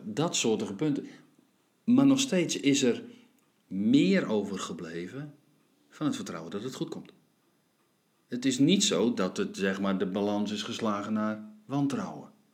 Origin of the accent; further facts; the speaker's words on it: Friesland, Netherlands; ik ben Fries in hart